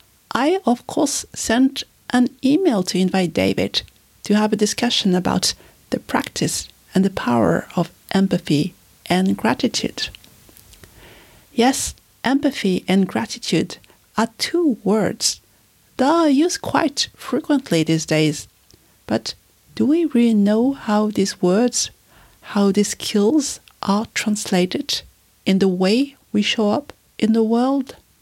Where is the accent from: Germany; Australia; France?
France; since I was a child, I've never had any big birthday celebration because growing up in France, August is the month where everybody is on holiday.